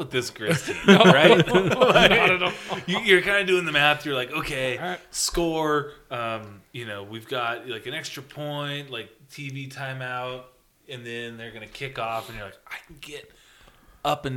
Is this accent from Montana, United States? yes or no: yes; the Hi-Line, Montana, United States; I grew up on the High Line where the wind blows 70 miles an hour